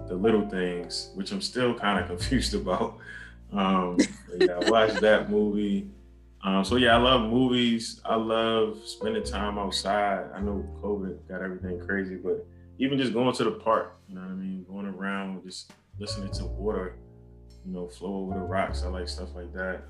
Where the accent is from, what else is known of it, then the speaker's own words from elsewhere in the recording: Baltimore, Maryland, United States; born and raised in, in Baltimore, Maryland